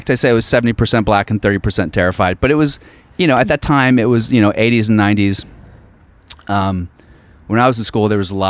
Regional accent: Alexandria, Virginia, United States; moved away; No, I'm from Virginia.

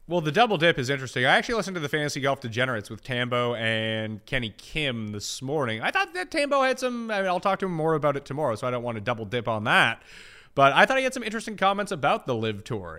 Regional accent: Canada; I'm Canadian

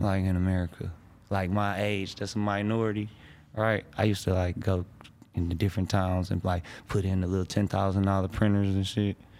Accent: Detroit, Michigan, United States; I'm from Detroit

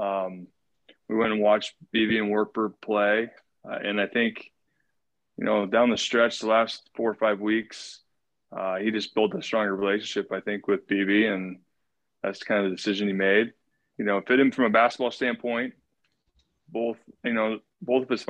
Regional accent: Jefferson, Iowa, United States; I grew up in Jefferson, Iowa.

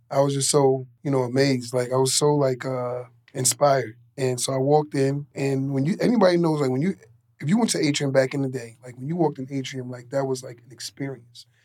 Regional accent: New York City, New York, United States; I grew up in Queens, north side of Queens, and a uh, pretty rough neighborhood

